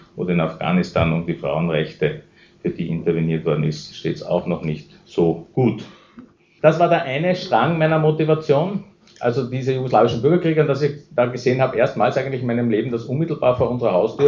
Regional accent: Austria; Als Österreicher

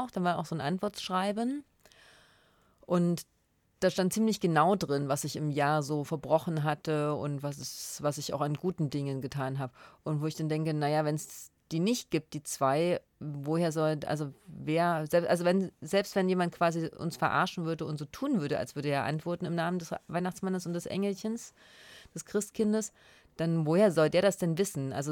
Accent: former East Germany, eastern Germany, Germany; accent: East German dialect (implied)

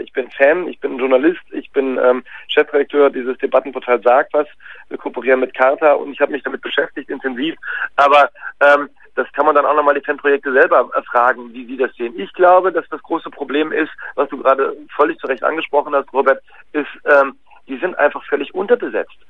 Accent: Cologne, North Rhine-Westphalia, Germany; Ich bin selber gebürtiger Kölner

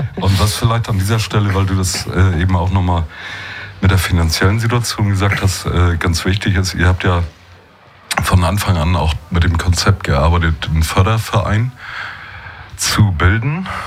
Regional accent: Schleswig-Holstein, Germany; moved away; ich bin ja eigentlich auch Schleswig-Holsteiner, wenn auch schon lange nicht mehr

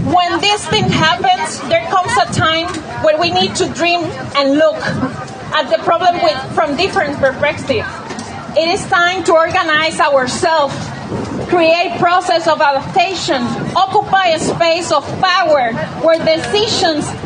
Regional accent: Puerto Rico; I'm from Borinquen, Puerto Rico, agroecological peasant, activist, and member of the National Coordination of Organización Boricua, that is part of La Vía Campesina.

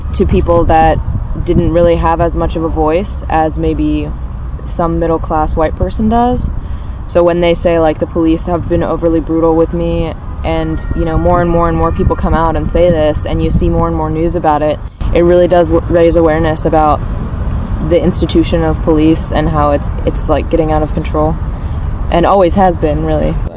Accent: Richmond, Virginia, United States; I'm 24. I'm from Richmond, Virginia.

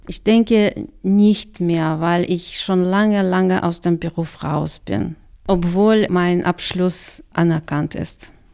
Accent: Karaganda, Karaganda Region, Kazakhstan; first language Russian; German is a second language; moved away as an adult; also born or lived in Khabarovsk, Russia; now in Chemnitz, Germany; Ich habe in der Stadt das ganze Leben eigentlich verbracht und jetzt bin ich halt in Chemnitz.

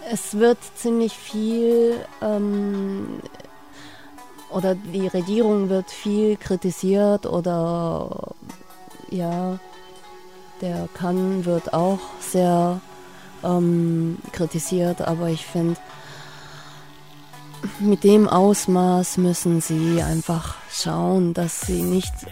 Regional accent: Tübingen, Baden-Württemberg, Germany; ich bin zwar äh, vom Blut her vielleicht äh, japanischer Ursprung, aber aufgewachsen bin ich hier in Tübingen. Seit 20 Jahren sitze ich hier

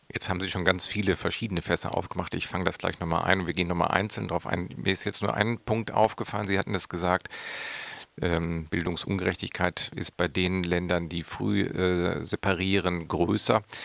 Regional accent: Wuppertal, North Rhine-Westphalia, Germany; moved away; ich komme selbst aus Wuppertal

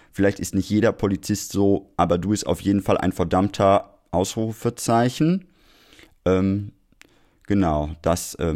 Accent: Essen, North Rhine-Westphalia, Germany; born there; Ich wäre Ihnen als gebürtiger Essener sehr dankbar, wenn Sie Ihr Auge weiter darauf halten

